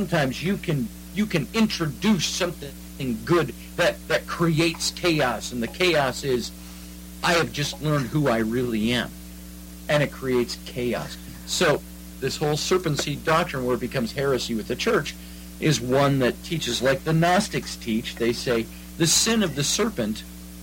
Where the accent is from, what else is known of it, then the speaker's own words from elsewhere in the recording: United States; I am Welsh by blood, but I'm American